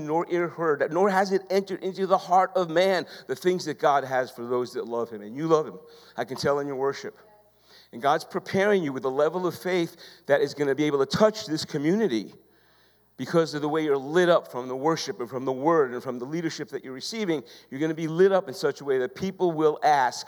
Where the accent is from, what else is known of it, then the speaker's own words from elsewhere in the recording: New York, United States; I'm from New York.